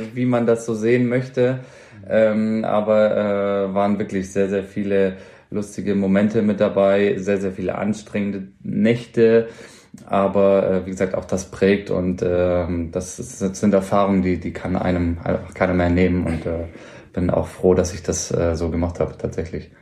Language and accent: German; Ulm, Baden-Württemberg, Germany; moved away as an adult; also born or lived in Mannheim; now in Augsburg, Germany; ich bin gebürtig aus Ulm, äh, deswegen da ja auch die Ausbildung